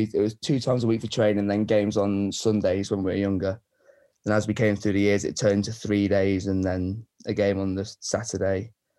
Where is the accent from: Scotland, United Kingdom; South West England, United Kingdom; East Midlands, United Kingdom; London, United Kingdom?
East Midlands, United Kingdom; Leicester; I'm from Leicester